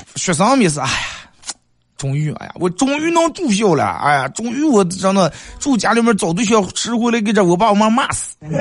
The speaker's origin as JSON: {"language": "Chinese", "town": "Bayannur", "region": "Inner Mongolia", "country": "China", "said": "咱们好客的， 嗯， 白牙闹耳人， 咱们美丽的富饶的内蒙古大草原"}